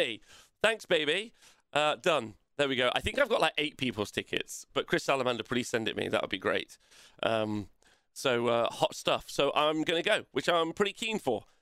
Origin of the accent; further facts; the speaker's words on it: Nottingham, East Midlands, United Kingdom; it's just in my hometown